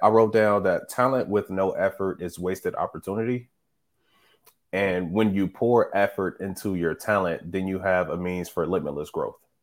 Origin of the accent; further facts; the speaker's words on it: Midwest, United States; we're from the Midwest. So we see nothing but flat